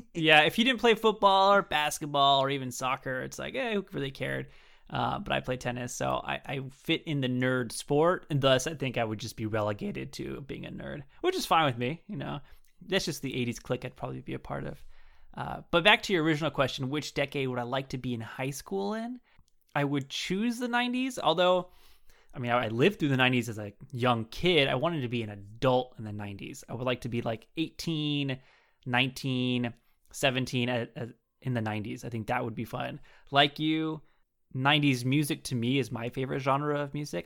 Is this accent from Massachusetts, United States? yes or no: no; Southern California, United States; I grew up in California. Southern California my whole life.